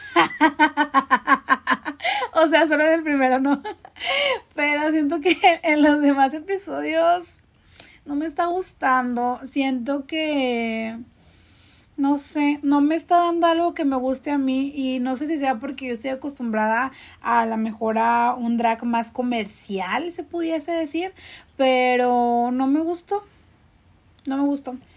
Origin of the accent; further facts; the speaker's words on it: Monterrey, Nuevo León, Mexico; desde la Sultana del Norte, aquí en la cuna de las grandes estrellas